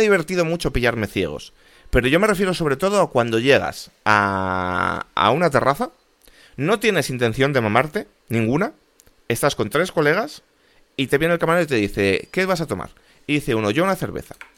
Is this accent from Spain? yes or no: yes; Spain; como español